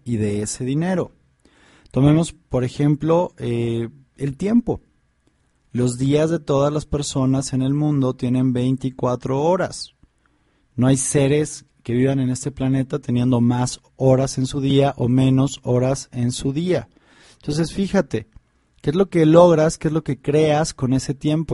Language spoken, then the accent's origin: Spanish; Mexico; en, México, en mi país